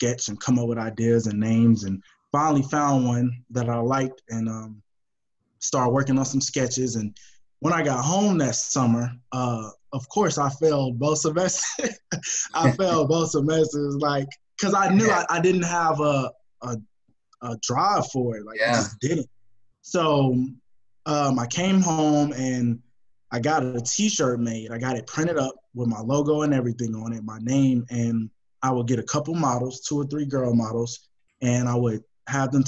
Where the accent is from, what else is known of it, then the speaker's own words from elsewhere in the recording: Houston, Texas, United States; I'm born and raised in Houston